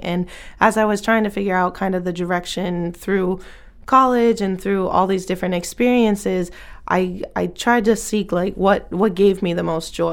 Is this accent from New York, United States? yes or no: no; Bangor, Maine, United States; moved away as an adult; also born or lived in Lewiston, Maine; my experience growing up in Bangor Brewer area